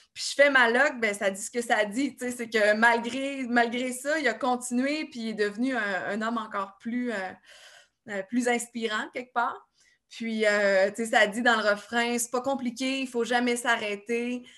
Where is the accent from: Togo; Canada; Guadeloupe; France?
Canada; Saint-Tite, Quebec; je suis arrivée euh, chez nous à Saint-Tite